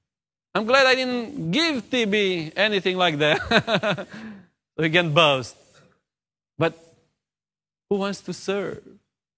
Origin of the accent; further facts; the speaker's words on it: South, Romania; I'm from the South of Romania, so I'm a Southerner.